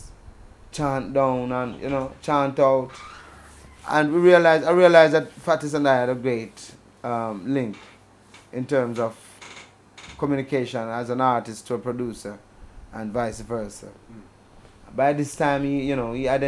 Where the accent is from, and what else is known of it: Manchester Parish, Jamaica